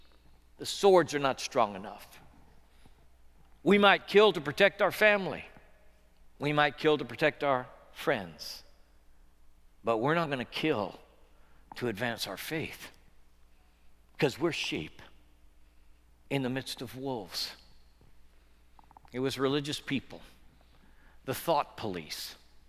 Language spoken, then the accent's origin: English; United States; I grew up partly in Mills County